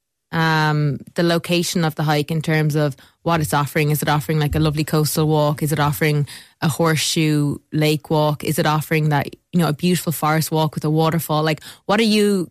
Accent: Ireland; I grew up in Chivenamon Mountain

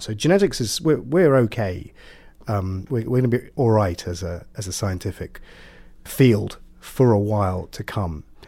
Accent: Ipswich, East of England, United Kingdom; moved away; I'm from Suffolk

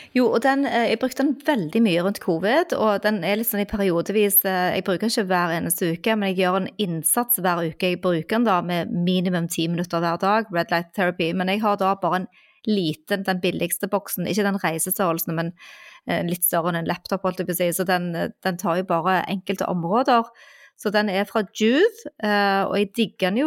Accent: Stavanger, Rogaland, Norway; now in Oslo, Norway; min hjemby Stavanger

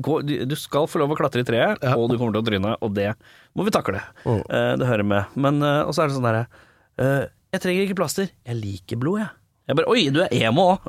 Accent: Oslo, Norway; Både mine 19 første år er på Lambertseter

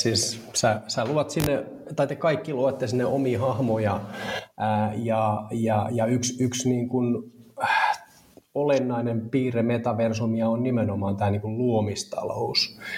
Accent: Turku, Southwest Finland, Finland; turkulainen neljän lapsen isä

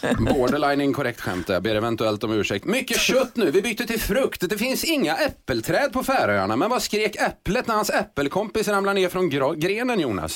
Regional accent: Skara, Västra Götaland, Sweden; Jag är från Skara

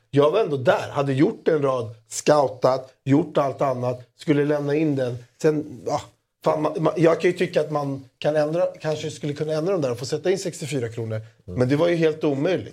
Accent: Greece; jag är så jävla grek

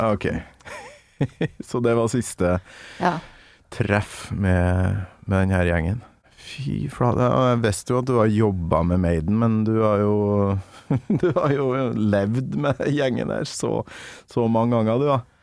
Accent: Kolvereid, Trøndelag, Norway; Kolvereid, der jeg kommer fra

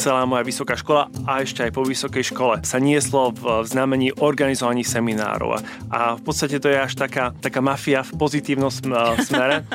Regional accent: Košice, Košice Region, Slovakia; moved away as an adult; Pochádzam eh, z Košic. Eh, žil som tam prvých 18 rokov života

